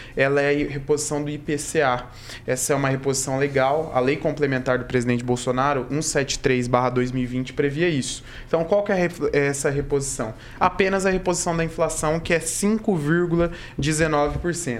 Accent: Maringá, Paraná, Brazil; minha infância, lá no Jardim Alvorada

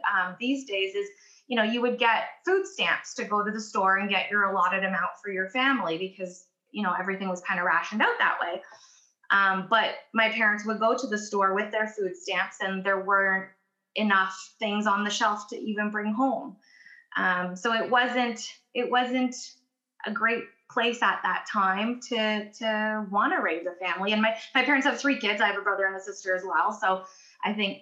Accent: Ontario, Canada; also born or lived in Poland / Germany; it was quite a journey to get to Canada, but we did

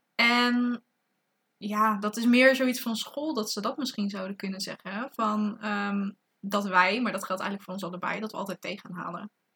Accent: Zeeland, Netherlands; moved away as an adult; now in Tilburg, Netherlands; eigenlijk uit Zeeland kom. Maar ondertussen ook gewoon in het eh, interessante Tilburg woon.

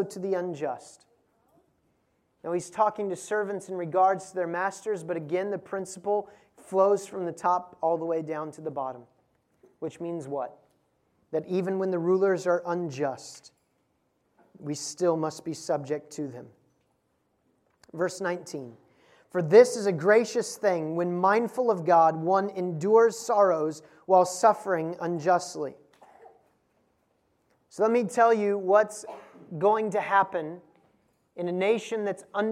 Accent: United States; as an American

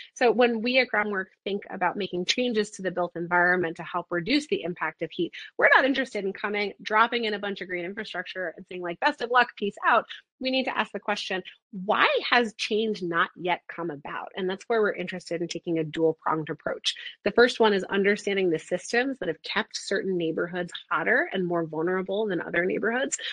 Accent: New York City, New York, United States; I grew up in New York City.

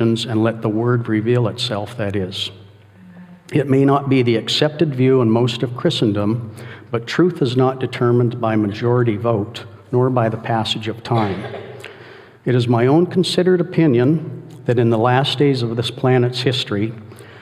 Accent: Calgary, Alberta, Canada; I was born in Calgary, Alberta, Canada, the youngest of 12 children

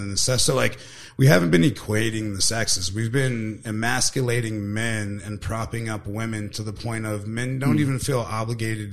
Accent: Southern California, United States; also born or lived in San Ysidro / Chula Vista; I grew up in Southern California

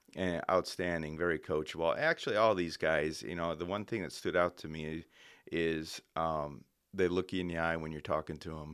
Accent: Indiana, United States; moved away; I grew up in Indiana

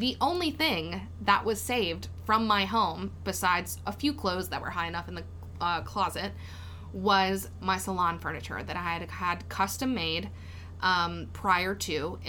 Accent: Denham Springs, Louisiana, United States; I'm so from Denham Springs.

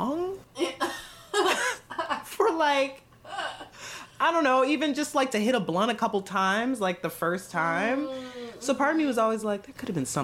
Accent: Akron, Ohio, United States; my hometown of Akron, Ohio

